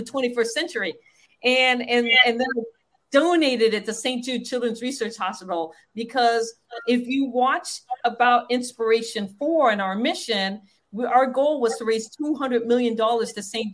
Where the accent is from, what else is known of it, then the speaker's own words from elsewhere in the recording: Guam; I was born in Guam, which sits on the Marianas